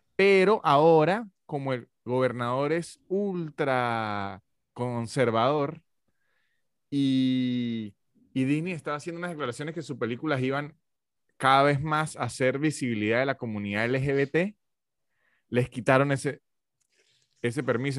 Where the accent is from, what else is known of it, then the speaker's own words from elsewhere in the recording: Táchira, Venezuela; now in Argentina; Táchira, la provincia de donde soy yo